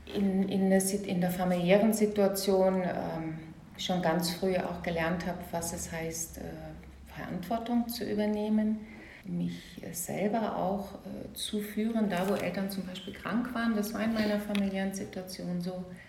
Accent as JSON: {"language": "German", "region": "Saarland", "country": "Germany", "tie": "born or raised there", "also_born_or_lived": "Baden-Württemberg", "moved": "as an adult", "said": "ich bin auch geboren, aufgewachsen im Saarland, in einer kleinen, sehr bürgerlichen Gemeinschaft"}